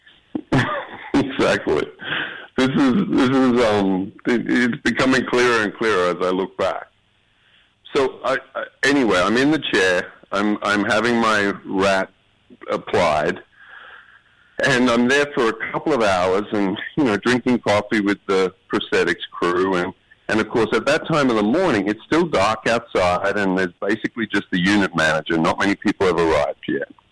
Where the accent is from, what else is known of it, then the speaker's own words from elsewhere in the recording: Australia; accent: Australian; moved away as an adult; now in New York, United States; since I moved here from Australia